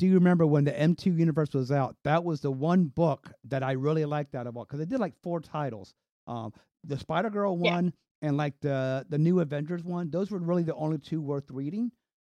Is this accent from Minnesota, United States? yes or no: no; Virginia, United States; also born or lived in North Carolina; So I was born in North Carolina. We moved up here to Virginia.